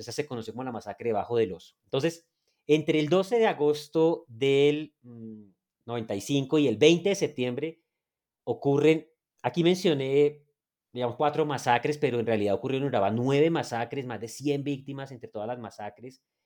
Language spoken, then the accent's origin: Spanish; Neiva, Huila, Colombia; moved away as an adult; also born or lived in Boyacá; now in Bogotá, Colombia; yo soy una persona que viene de la ciudad de Neiva. nací de hecho en Boyacá